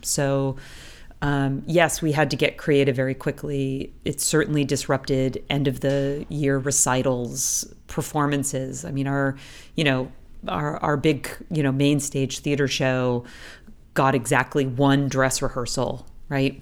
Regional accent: United States; moved away as an adult; now in Toronto, Canada; as an American, recently moved to Canada

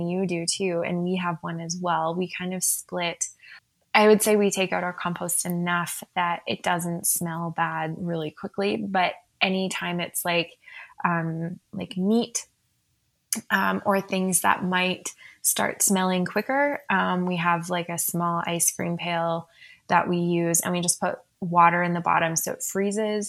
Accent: Saskatchewan, Canada; also born or lived in United Kingdom; now in Calgary, Canada; I grew up also in Saskatchewan

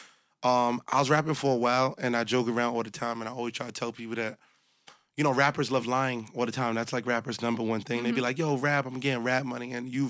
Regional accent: New York City, New York, United States; I'm from the hundreds in Canarsie, Brooklyn

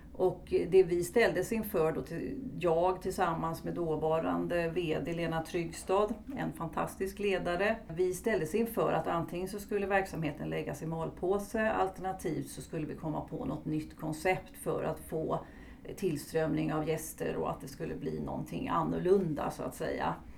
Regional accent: Stockholm, Stockholm County, Sweden; moved away as an adult; now in Halmstad, Sweden; numera är jag boendes i Halmstad men jag är uppvuxen i Stockholm

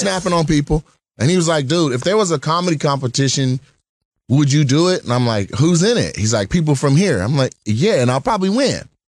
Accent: Lacey, Washington, United States; also born or lived in Los Angeles; I grew up in Lacey, Washington

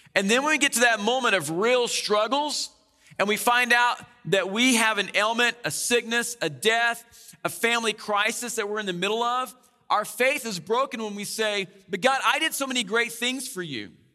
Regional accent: Oklahoma, United States; moved away; I come from Oklahoma, the land of tornadoes.

